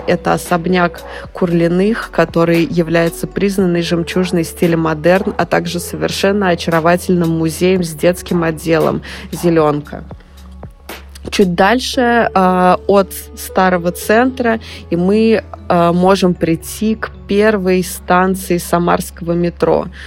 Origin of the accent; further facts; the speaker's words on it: Samara, Samara Oblast, Russia; это мой родной город – Здесь я провела большую часть своей жизни